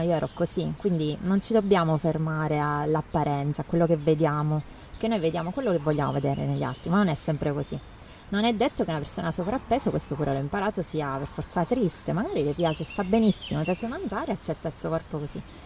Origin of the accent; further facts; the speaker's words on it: Teramo, Abruzzo, Italy; sono nata a Teramo